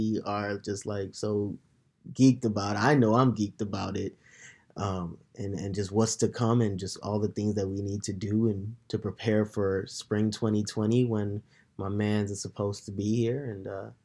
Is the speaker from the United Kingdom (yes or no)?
no; Nigeria; now in United States; me being Nigerian, American, transnational